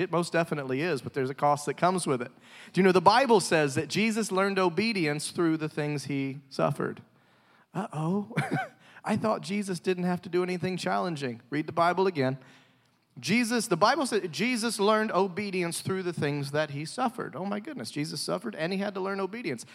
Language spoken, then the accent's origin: English; the South, United States; I'm from the South